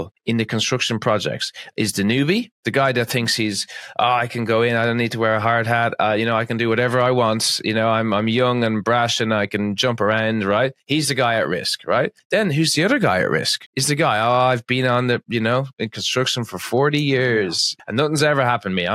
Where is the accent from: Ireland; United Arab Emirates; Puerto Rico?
Ireland; Being Irish